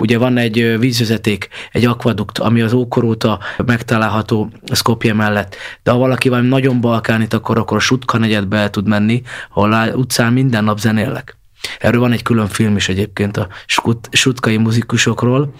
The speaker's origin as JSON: {"language": "Hungarian", "country": "Hungary", "said": "magyarok vagyunk"}